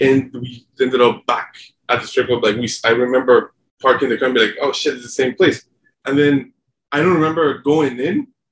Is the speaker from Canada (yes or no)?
no; Mexico; moved away; also born or lived in San Diego / Denver; I'm from Mexico.